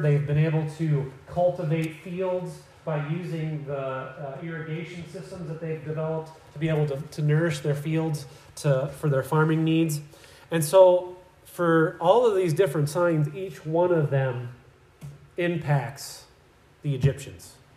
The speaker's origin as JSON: {"language": "English", "region": "Iowa", "country": "United States", "tie": "born or raised there", "said": "growing up in Iowa, we, we did a lot of hay uh, for our cows"}